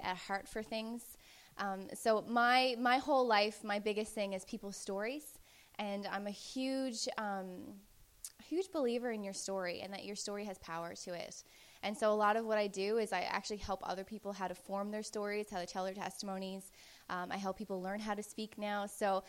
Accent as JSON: {"language": "English", "region": "Newfoundland and Labrador", "country": "Canada", "said": "I was from Newfoundland"}